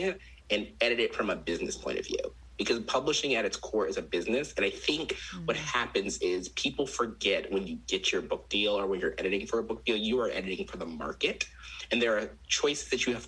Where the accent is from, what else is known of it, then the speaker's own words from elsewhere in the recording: Maryland, United States; I'm from Maryland